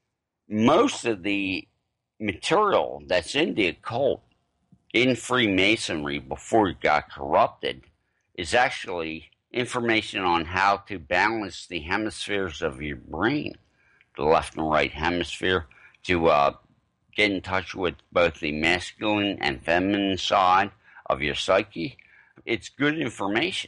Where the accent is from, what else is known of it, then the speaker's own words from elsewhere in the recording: Arden, Delaware, United States; also born or lived in Philadelphia, Pennsylvania; my mother and a lot of people I grew up with in Arden, Delaware